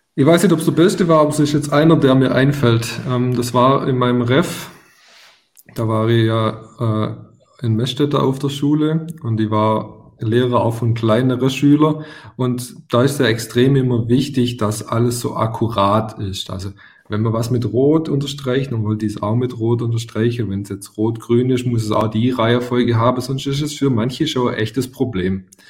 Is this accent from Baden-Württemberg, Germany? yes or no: yes; Swabia, Baden-Württemberg, Germany; accent: Swabian; ich bin damals auf einem Dorf groß geworden, darum kommt mein leichter schwäbischer Akzent